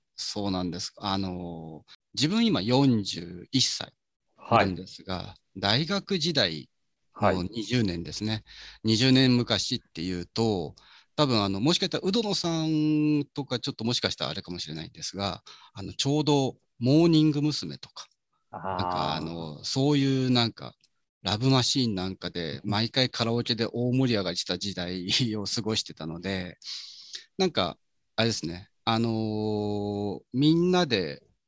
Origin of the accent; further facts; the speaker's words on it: Mishima, Shizuoka, Japan; 静岡ってもう自分の住んでるとこは伊豆なんですね